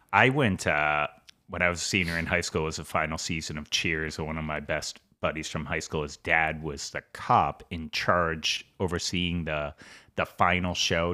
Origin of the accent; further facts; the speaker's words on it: Boston, Massachusetts, United States; I grew up in Southie